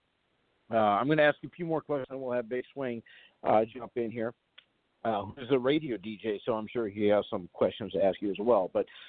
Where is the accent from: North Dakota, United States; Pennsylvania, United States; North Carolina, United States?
North Dakota, United States; Fargo; I'm from Fargo, North Dakota.